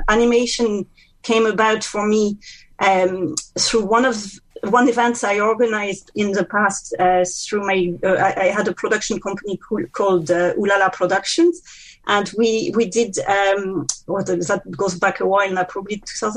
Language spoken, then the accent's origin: English; France; accent: French; English is a second language; now in County Meath, Ireland; it's very clear that I'm French from my accent